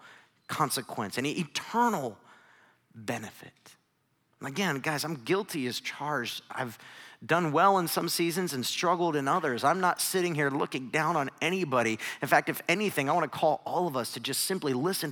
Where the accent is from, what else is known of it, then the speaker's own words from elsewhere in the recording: Northeast Ohio, United States; I grew up in Northeast Ohio.